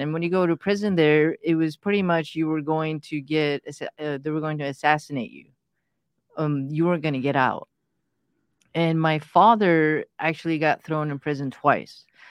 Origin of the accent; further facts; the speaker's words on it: United States; English is a second language; also born or lived in Pakistan; when we came to the States, I didn't speak a word of English. So going to school was, you know, was lots of fun